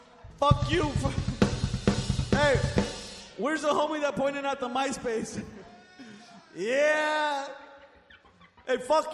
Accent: Compton, California, United States; I'm sorry, I'm not cool, I'm from Compton.

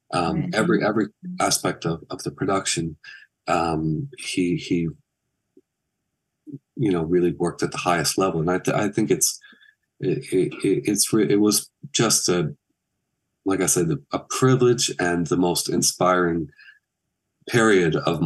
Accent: Michigan, United States; moved away; when I was young and growing up in Michigan

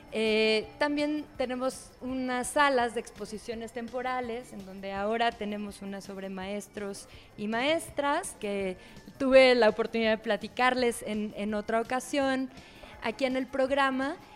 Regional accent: Mexico; Como mexicanas, como mexicanos, como, parte de este país

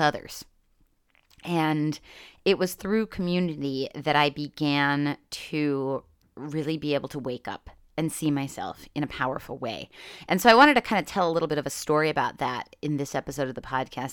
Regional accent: Northeast Pennsylvania, United States; growing up in Northeast Pennsylvania

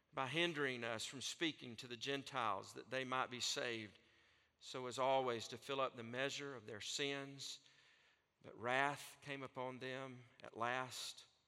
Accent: North Alabama, United States; accent: Southern; from North Alabama that speaks uh, Southern

